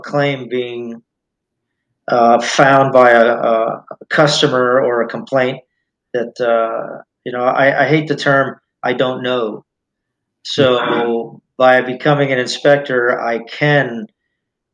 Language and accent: English; Miami, Florida, United States; I was raised in Miami